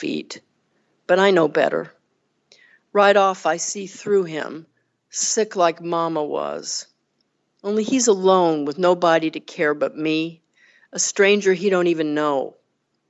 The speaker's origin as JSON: {"language": "English", "region": "Texas", "country": "United States", "tie": "born or raised there", "also_born_or_lived": "Northeast United States", "accent": "Southern", "moved": "as an adult", "said": "So I'm from the South. I was born and raised in Texas, and I've lived in other places, including in the Northeast, but here I am back in the South now"}